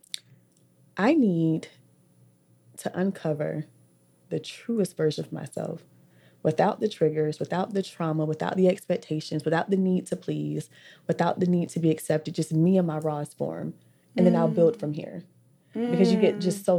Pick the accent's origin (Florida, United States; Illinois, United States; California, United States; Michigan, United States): Florida, United States; Orlando; I'm from West Orlando. Because honestly, we've lived in every hood.